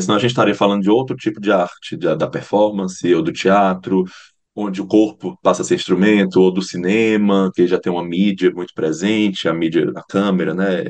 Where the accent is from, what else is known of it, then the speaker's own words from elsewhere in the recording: Fortaleza, Ceará, Brazil; moved away as an adult; also born or lived in Paranaguá; now in Curitiba, Brazil; amo Fortaleza, amo, meu, amo o lugar de onde eu venho